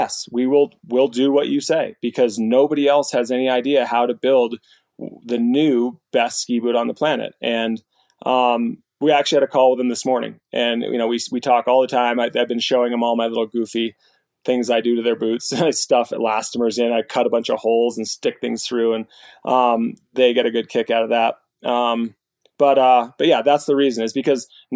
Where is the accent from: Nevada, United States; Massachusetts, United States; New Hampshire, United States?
New Hampshire, United States; I grew up in New Hampshire